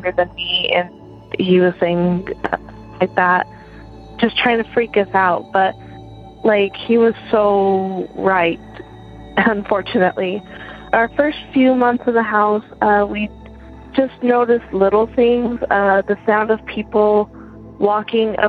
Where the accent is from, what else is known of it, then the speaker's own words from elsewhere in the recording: Utah, United States; moved away as an adult; now in Connecticut, United States; I'm from Utah, but currently living in Connecticut while I attend grad school